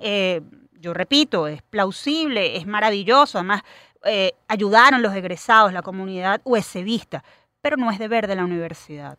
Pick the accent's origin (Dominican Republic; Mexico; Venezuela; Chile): Venezuela